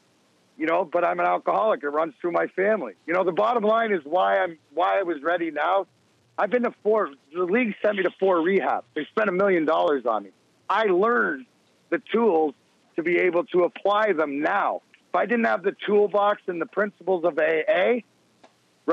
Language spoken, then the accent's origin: English; Canada; when you grow up in Canada